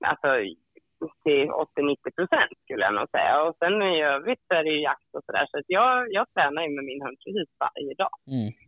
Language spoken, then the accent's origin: Swedish; Dalarna County, Sweden; now in Gothenburg, Sweden; jag är ju från Dalarna kan man säga, eller jag är ju från Dalarna uppvuxen i skogen liksom, och naturen